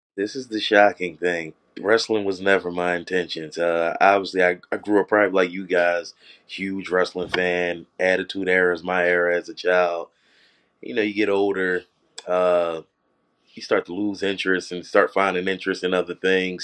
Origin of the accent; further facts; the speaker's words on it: Philadelphia, Pennsylvania, United States; being from Philly